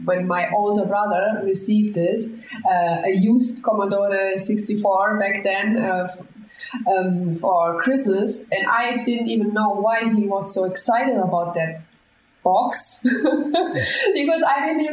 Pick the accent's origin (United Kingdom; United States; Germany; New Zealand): Germany; moved away as an adult; now in Spain; I'm from Germany. I was born and raised in Germany, but as soon as I finished school, I decided to go for places with more sunshine and the beach